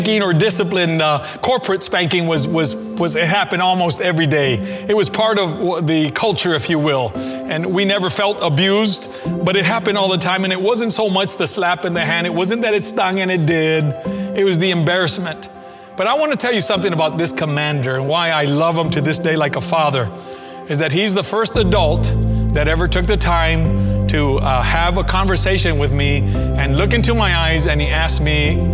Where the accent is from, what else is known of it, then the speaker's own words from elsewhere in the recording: McFarland, United States; the church that we grew up in McFarland